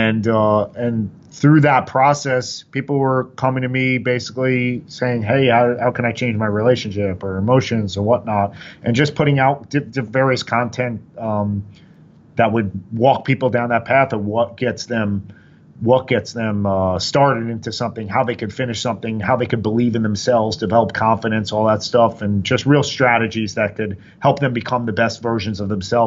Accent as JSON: {"language": "English", "town": "Oyster Bay", "region": "New York", "country": "United States", "tie": "born or raised there", "said": "I grew up on Long Island, a small city, Oyster Bay, 100 kids in the high school per grade"}